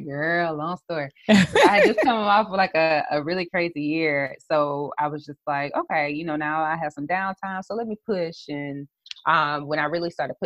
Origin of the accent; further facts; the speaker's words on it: South Carolina, United States; a brand strategist, social media strategist from the South Carolina area.